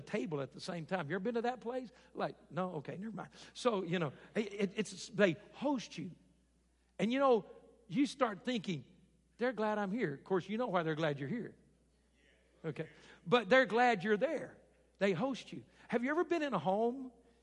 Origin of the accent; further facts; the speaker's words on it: Arkansas, United States; moved away; I grew up in Arkansas